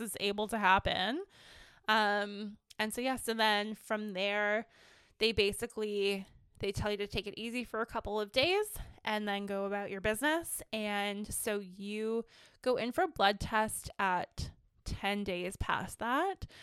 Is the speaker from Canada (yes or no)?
yes; Ontario, Canada; now in British Columbia, Canada; I'm originally from Ontario